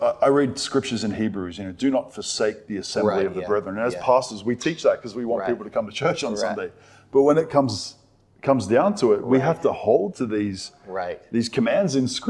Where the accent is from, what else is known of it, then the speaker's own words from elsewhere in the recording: Australia; here in Australia